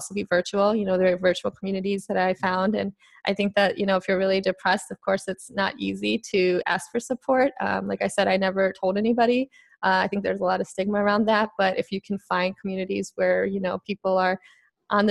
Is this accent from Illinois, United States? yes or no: yes; Chicago, Illinois, United States; I'm from Chicago originally